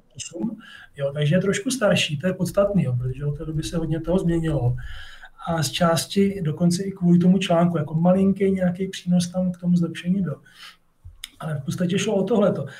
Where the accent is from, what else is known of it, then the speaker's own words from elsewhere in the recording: Brno, South Moravian Region, Czechia; protože jsem žil ve městě, v Činžáku a žádný takový sousedi tam prostě nebyli. A chtěl jsem dělat astronomii původně, bydlel jsem kousek od Brněnského planetária